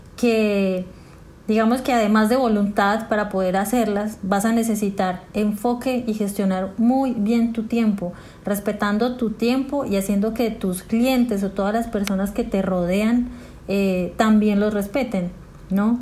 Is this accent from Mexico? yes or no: no; Colombia; moved away as an adult; also born or lived in Bogotá, Colombia / Medellín, Colombia; now in Peru; soy colombiana